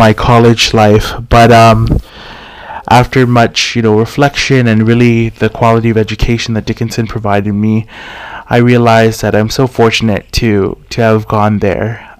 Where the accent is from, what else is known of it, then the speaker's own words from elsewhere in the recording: Tamuning, Guam; also born or lived in Carlisle, Pennsylvania; I was born and raised here on Guam in the Chamorro culture